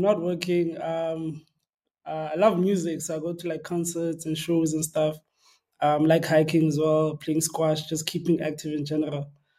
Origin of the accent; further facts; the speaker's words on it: Gqeberha, Eastern Cape, South Africa; So I'm from Gqeberha, born and raised.